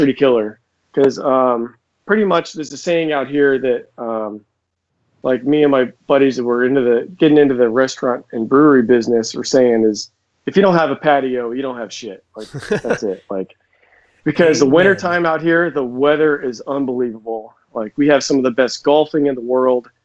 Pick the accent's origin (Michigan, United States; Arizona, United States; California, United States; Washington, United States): Arizona, United States; Scottsdale; moved away as an adult; I basically grew up here. I grew up in Scottsdale